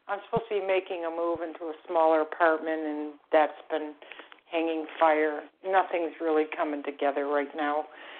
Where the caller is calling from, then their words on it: Florida, United States; I'm calling from Florida.